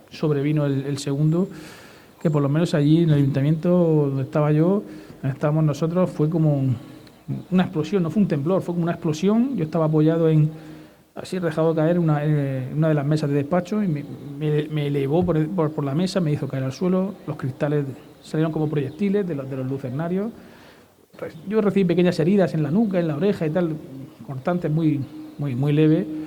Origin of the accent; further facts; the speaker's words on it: Lorca, Region of Murcia, Spain; siempre bien tratados y tenemos que corresponder, como no puede ser de otra manera. ¡Viva Lorca que es mi tierra!